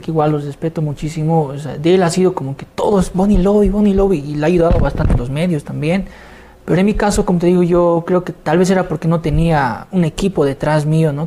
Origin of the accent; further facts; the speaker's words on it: Bolivia; desde Bolivia para el mundo